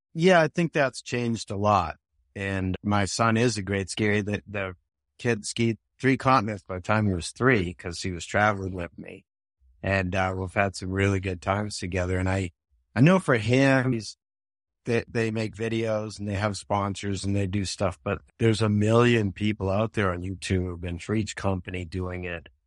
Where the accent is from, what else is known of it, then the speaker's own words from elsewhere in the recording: Boston, Massachusetts, United States; moved away as an adult; also born or lived in Milton, Massachusetts; now in Vermont, United States; I grew up in Boston